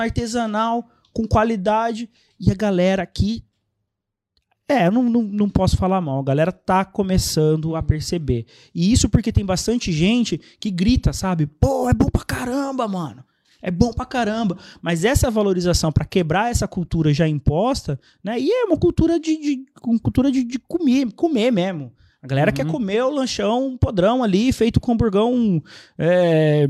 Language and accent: Portuguese; Vale do Paraíba, São Paulo, Brazil; moved away as an adult; also born or lived in Recife, Pernambuco / São José dos Campos; now in Fernandópolis, Brazil; Eu sou recifense, minha família migrou para o Vale do Paraíba. Eu era muito pequeno, 5 anos, mais ou menos 5, 6 anos. Aí cresci lá, passei a minha vida minha vida lá